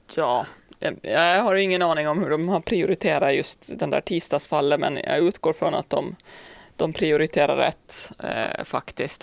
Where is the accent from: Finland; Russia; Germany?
Finland; now in Sweden; som finne